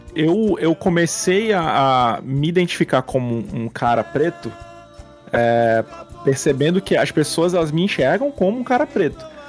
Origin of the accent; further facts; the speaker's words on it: Manaus, Amazonas, Brazil; por ser de Manaus, eu me identifiquei muitos anos como indígena.